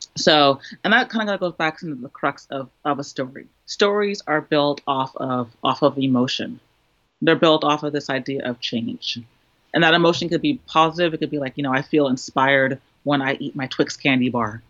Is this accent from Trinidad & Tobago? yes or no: yes; Trinidad & Tobago; now in United States; me being Trinidadian, being a woman, uh, being a person of color in the United States, living in an urban area